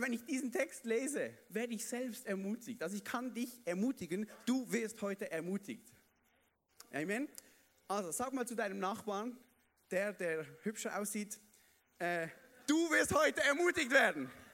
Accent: Basel-Landschaft, Switzerland; bei uns in der Schweiz, im Basel, Baselbiet, oder? Baselland komme ich ja her

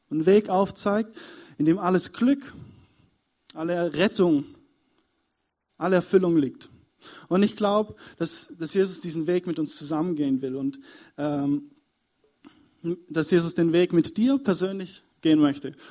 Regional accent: Überlingen, Baden-Württemberg, Germany; weil ich komme ursprünglich aus Überlingen und eigentlich ist es ja ziemlich weit weg.

